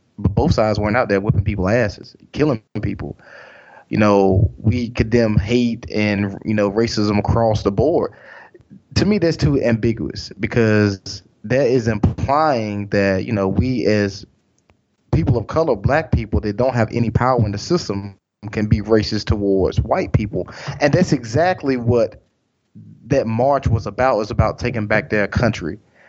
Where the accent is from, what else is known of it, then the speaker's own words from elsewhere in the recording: North Carolina, United States; we're from North Carolina